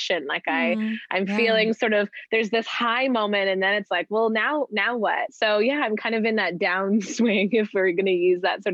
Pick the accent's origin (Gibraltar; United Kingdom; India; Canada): Canada; also born or lived in Vancouver; I'm Canadian and was living in Vancouver